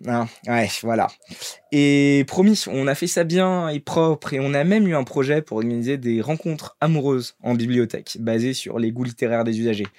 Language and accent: French; Paris, Île-de-France, France; also born or lived in Brittany (ancestry); je sois un breton qui a vécu toute sa vie et sa naissance à Paris